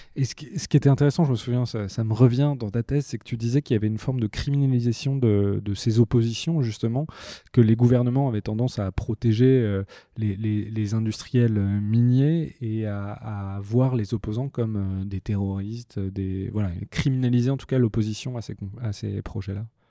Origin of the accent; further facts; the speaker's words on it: France; en tant qu'occidentaux, euh, en tant que français